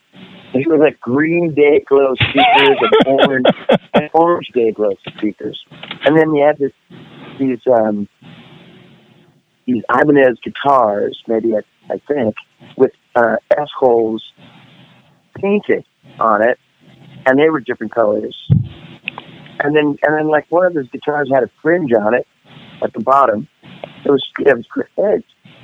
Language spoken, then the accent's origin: English; San Francisco Bay Area, California, United States; also born or lived in Los Angeles; I was from the San Francisco Bay Area